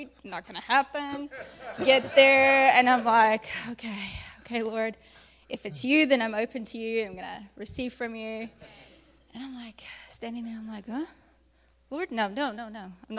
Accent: Johannesburg, Gauteng, South Africa; South Africa.

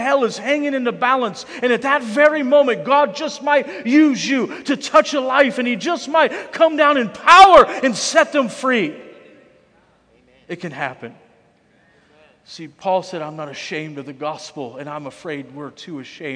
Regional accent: United States; I'm speaking to us as American Christians, as the church in America

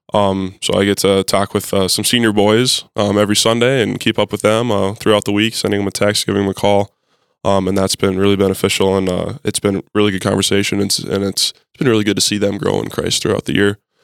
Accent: Mandan, North Dakota, United States; moved away as an adult; now in Fargo, United States; I am originally from Mandan, North Dakota. Um, I am a in-state kid.

